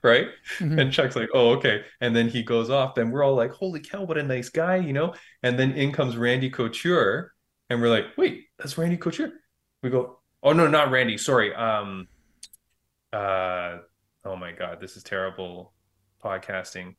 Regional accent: Toronto, Ontario, Canada; that's in Toronto. That's in my hometown

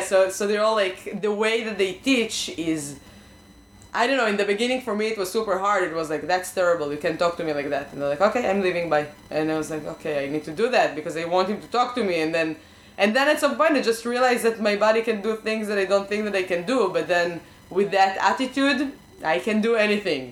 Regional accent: Israel; English is a second language; moved away; I grew up in Israel

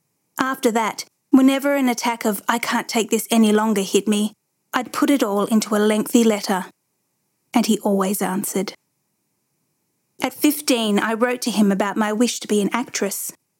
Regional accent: California, United States; The dream of this day had begun to take shape when I was 12, growing up in California.

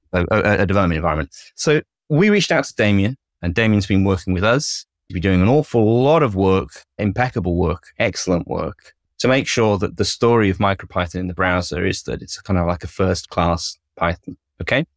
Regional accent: United Kingdom; clearly I'm British

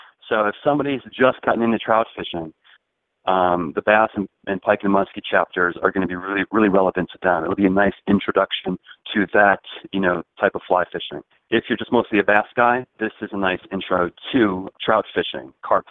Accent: Chicago, Illinois, United States; I grew up in Chicago

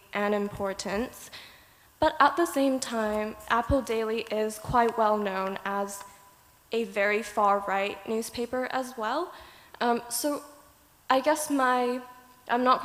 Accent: Hong Kong; moved away as an adult; now in New Zealand; I am also from Hong Kong

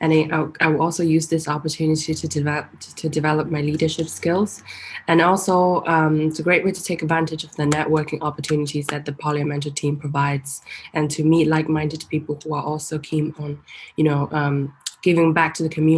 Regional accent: Hong Kong; moved away; I'm originally from Hong Kong, but ethnically I'm Chinese and Russian

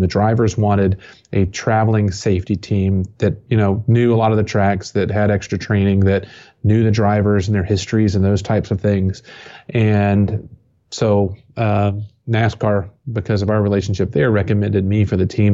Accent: Johnson City, Tennessee, United States; also born or lived in Atlanta, Georgia / Kentucky; I grew up here in East Tennessee, so for twenty years, Bristol Motor Speedway is just fifteen miles down the road.

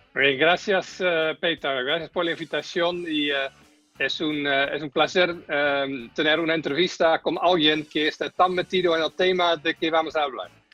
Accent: Netherlands; now in Chile

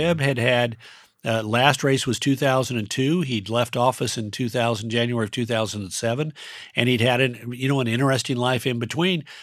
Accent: Mountain West, United States; moved away; also born or lived in Colorado / Nevada / Utah; I grew up in the West, which means that, you know, if you grow up in the Mountain West, Colorado, Nevada, and Utah

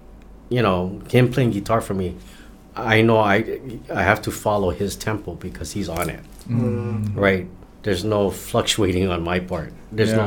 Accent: United States; I'm an American.

